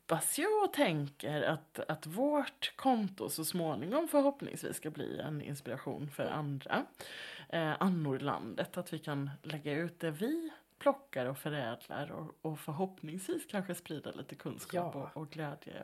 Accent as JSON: {"language": "Swedish", "region": "Halland County", "country": "Sweden", "tie": "born or raised there", "said": "Halland där jag växte upp"}